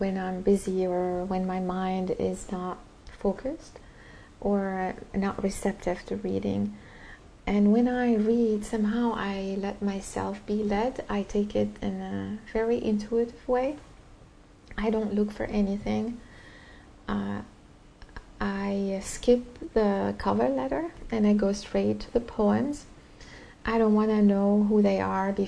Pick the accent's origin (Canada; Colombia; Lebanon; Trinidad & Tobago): Lebanon; English is a second language; moved away; growing up in Lebanon